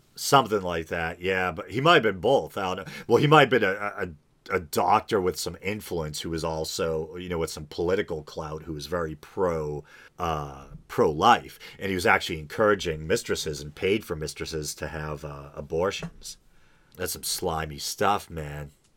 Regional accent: New England, United States; I'm from New England

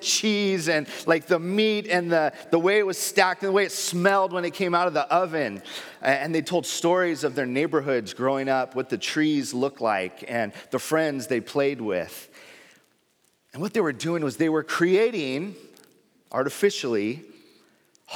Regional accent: San Diego, California, United States; I grew up in San Diego

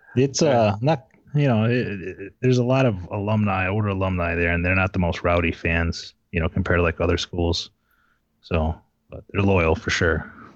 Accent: Michigan, United States; I grew up in Michigan

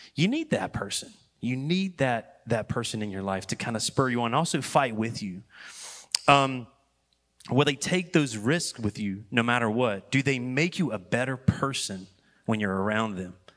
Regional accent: Wendell, North Carolina, United States; I was born and raised in Wendell, Wendell, when it was Wendell, and now it's Wendell.

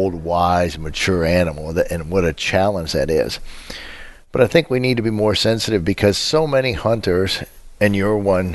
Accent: United States; as an American

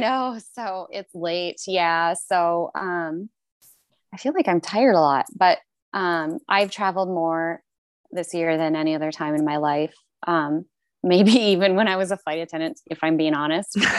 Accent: United States; also born or lived in Toronto, Canada; now in Seattle, United States; I'm American

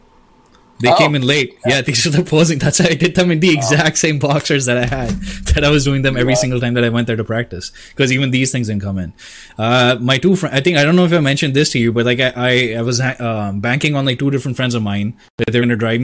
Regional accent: India; I'm Indian, so we don't waste food

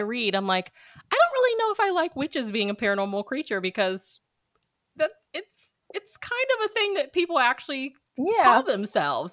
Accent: Missouri, United States; moved away; my hometown back in Missouri, it, it, hosts the state fair

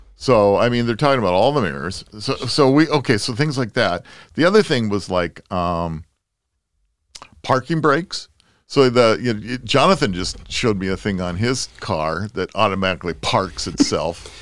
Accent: Southern California, United States; growing up in Southern California

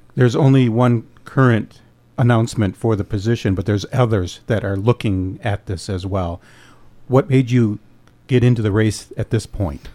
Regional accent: Escanaba, Michigan, United States; Michigan's Upper Peninsula is my home and Escanaba is my hometown.

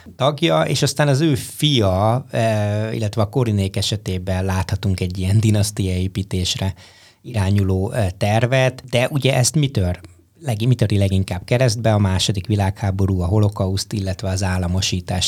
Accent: Hungary; now in Boston, United States; amikor Brassóba egy nyári egyetemen románul tanultam az egyetlen magyarországi magyarként

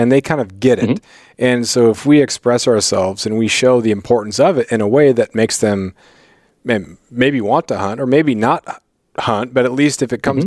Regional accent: Prince of Wales Island, Southeast Alaska, United States; also born or lived in Colorado; I grew up in Southeast Alaska on Prince of Wales Island

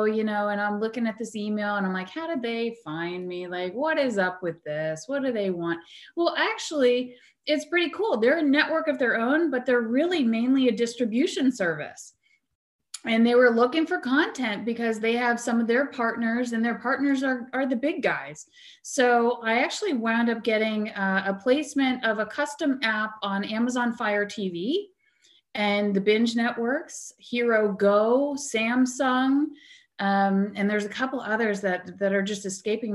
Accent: New Jersey, United States; I grew up in New Jersey

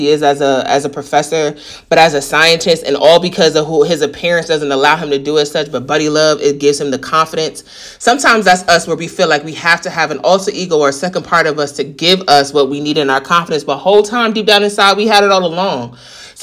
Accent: New York, United States; I'm a New Yorker

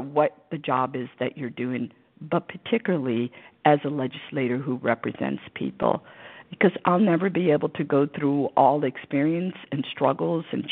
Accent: St. Louis, Missouri, United States; English is a second language; now in Maryland, United States; I grew up in St. Louis, Missouri, in the suburbs

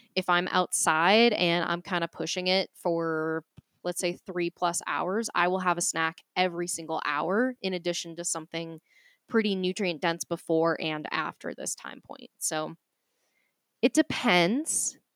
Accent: Boston, Massachusetts, United States; accent: Boston; my Boston accent

